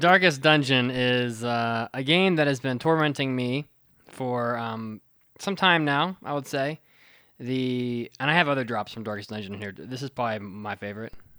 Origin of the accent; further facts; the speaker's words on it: West Virginia, United States; the state bird of West Virginia, my hometown, my home, my home base